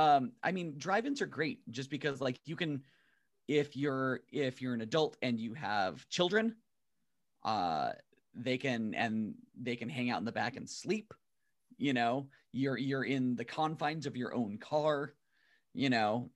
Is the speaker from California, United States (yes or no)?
yes; San Diego, California, United States; I grew up in Imperial Beach, Chula Vista, South Bay, uh, in, in San Diego